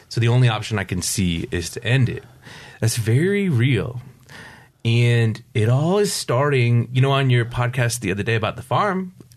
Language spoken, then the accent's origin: English; upstate New York, United States; also born or lived in Pacific Beach, San Diego; now in Poway, United States; I grew up in upstate New York